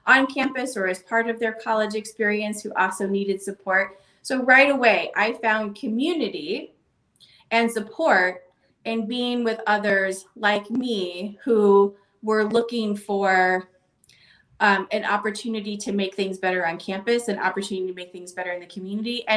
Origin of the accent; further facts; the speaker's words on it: Boulder City, Nevada, United States; the community I grew up in Boulder City